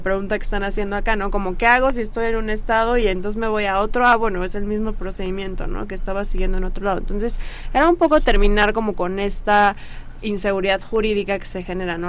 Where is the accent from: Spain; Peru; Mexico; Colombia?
Mexico; como sociedad mexicana